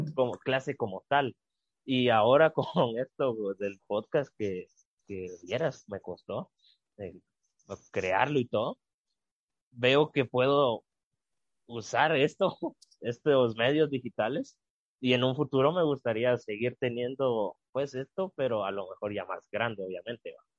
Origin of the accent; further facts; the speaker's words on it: Guatemala; si todos nos unimos como guatemaltecos y guatemaltecas buscando un bien común, sacaremos adelante a Guatemala